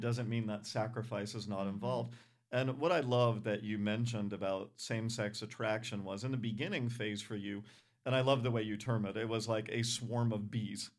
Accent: Providence, Rhode Island, United States; I grew up in Providence, Rhode Island.

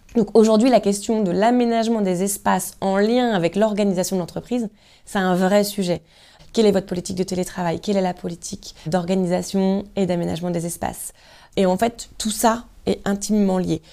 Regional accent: Lorient area, South Brittany, France; je suis, je suis vraiment Bretagne Sud, moi.

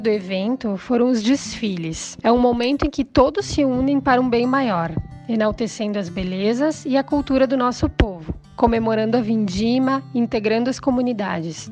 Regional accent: Flores da Cunha, Rio Grande do Sul, Brazil; esta é a minha terra, esta é a minha gente e ter representado esse amor engrandece o que sinto pela comunidade florense

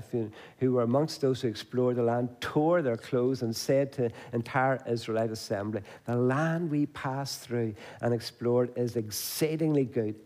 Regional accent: Banbridge, Northern Ireland, United Kingdom; I come from Banbridge

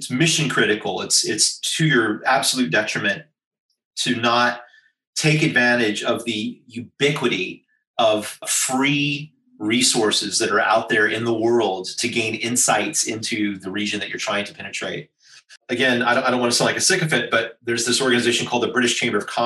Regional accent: United States; accent: American; now in Singapore; Despite my Caucasian visage and my outrageous American accent, I am a Singaporean citizen

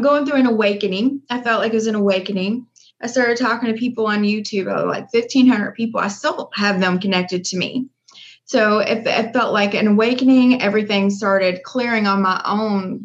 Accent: Louisville, Kentucky, United States; I'm from Louisville, Kentucky. I've always been here

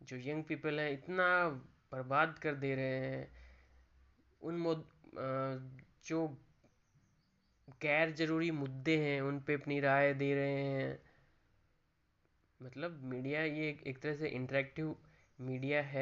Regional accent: Rajasthan, India; जैसे देखता हूँ मैं राजस्थान से हूँ

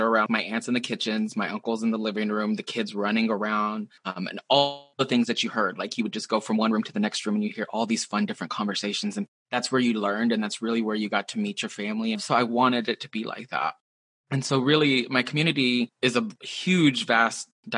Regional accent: Texas, United States; moved away as an adult; also born or lived in Seattle area, Washington; now in Seattle, United States; Growing up in Texas, there's a lot of people who look like me, a lot of people who have similar stories as me

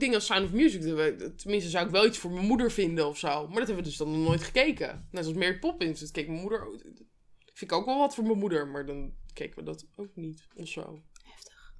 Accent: Netherlands; toen woonde ik blijkbaar in Nederland

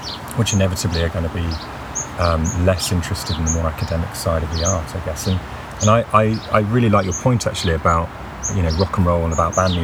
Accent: near Stratford, West Midlands, United Kingdom; I grew up near Stratford

